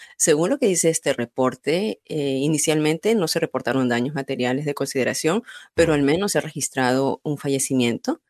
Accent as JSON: {"language": "Spanish", "country": "Peru"}